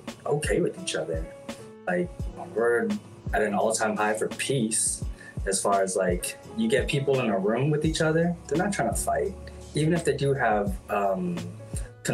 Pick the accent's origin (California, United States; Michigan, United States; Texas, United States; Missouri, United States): California, United States; I'm from California